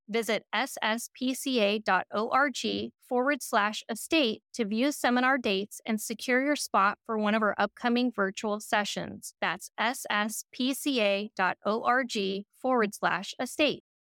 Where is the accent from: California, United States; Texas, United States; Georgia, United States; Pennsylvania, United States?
California, United States; Sacramento; I grew up here in Sacramento on American River Drive